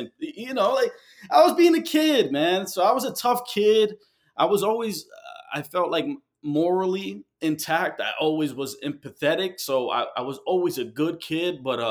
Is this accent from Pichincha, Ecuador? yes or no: no; Guayaquil, Guayas, Ecuador; Well, I'm Ecuadorian and from Guayaquil, and my father's side is from Medellin and Bogota.